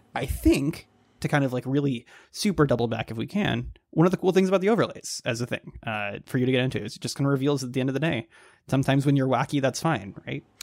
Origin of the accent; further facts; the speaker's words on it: Dallas, Texas, United States; now in Baltimore, United States; I grew up in the Dallas area